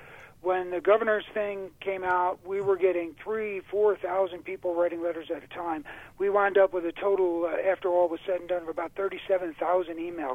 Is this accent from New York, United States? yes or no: yes; New York, United States; moved away; I came from New York, as you know, and I've lived here for 24 years now.